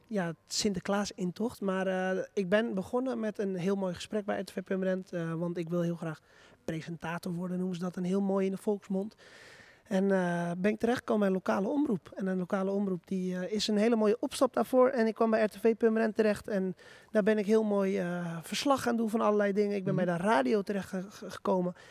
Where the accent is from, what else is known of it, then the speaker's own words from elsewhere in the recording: Purmerend, North Holland, Netherlands; moved away as an adult; now in Zaandam, Netherlands; ik kom zelf uit Purmerend. Ik woon er helaas niet meer